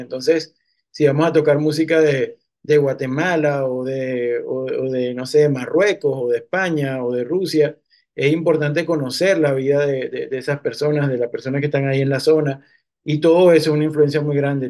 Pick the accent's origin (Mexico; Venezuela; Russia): Venezuela; Cumaná, Sucre; moved away as an adult; now in New York, United States; como yo soy de Cumaná, tengo como más conocimiento de la música tradicional de ahí, es lo que, es lo que es con lo que he crecido